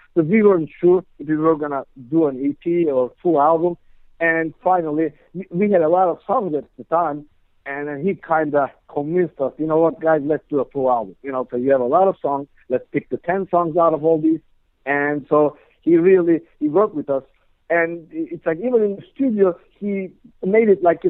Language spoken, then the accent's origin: English; Istanbul, Turkey; moved away as an adult; now in New Jersey, United States; I'm originally from Istanbul, Turkey.